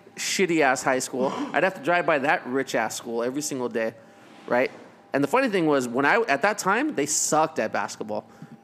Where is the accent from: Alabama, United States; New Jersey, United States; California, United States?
California, United States; San Fernando Valley; I grew up in the Valley, I'm a Valley boy.